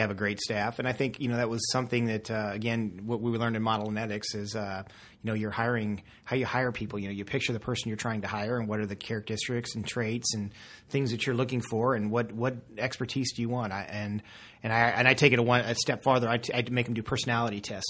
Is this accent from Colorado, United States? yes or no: yes; Castle Rock, Colorado, United States; I'm from Colorado. I'm from Castle Rock area